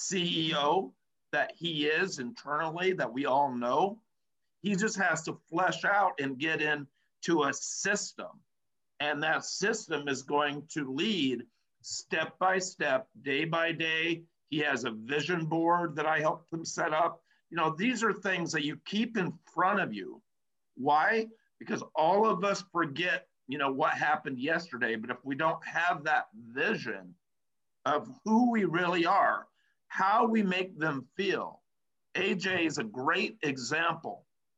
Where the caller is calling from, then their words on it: Los Angeles, California, United States; I'm proud to say that I'm coming in from Los Angeles, California right now.